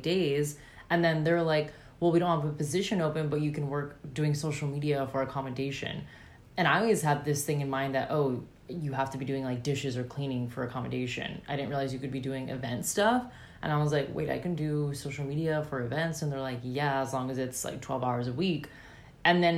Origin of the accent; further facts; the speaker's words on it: United States; moved away as an adult; now in Australia; I'm American